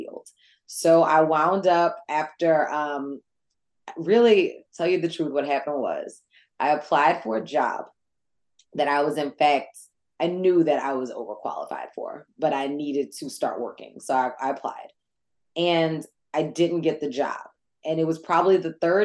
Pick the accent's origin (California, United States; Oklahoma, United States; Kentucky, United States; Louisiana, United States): Louisiana, United States; New Orleans; also born or lived in New York; I'm from New Orleans, born and bred.